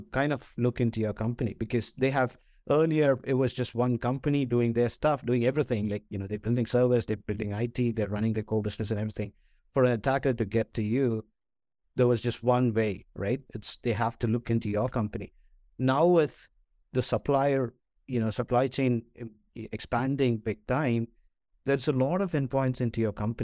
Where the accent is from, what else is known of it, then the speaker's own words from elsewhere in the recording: Kerala, India; moved away; also born or lived in Singapore; I am originally from India